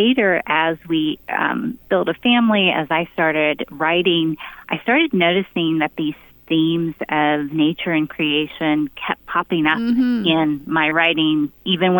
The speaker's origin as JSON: {"language": "English", "region": "Pennsylvania", "country": "United States", "tie": "born or raised there", "said": "we both grew up in rural spaces. I grew up in Pennsylvania"}